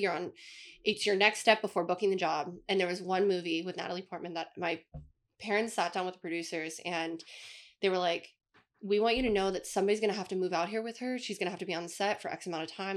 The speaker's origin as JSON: {"language": "English", "town": "Las Vegas", "region": "Nevada", "country": "United States", "tie": "born or raised there", "said": "I was born in Las Vegas"}